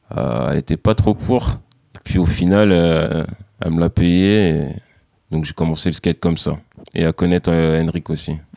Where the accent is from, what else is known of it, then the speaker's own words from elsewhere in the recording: Saint-Denis, Île-de-France, France; moved away as an adult; now in Boulogne, France; je suis originaire de Saint-Denis, dans le 93